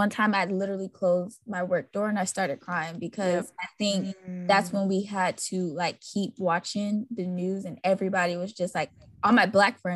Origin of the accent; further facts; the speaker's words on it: Florida, United States; That's my home state too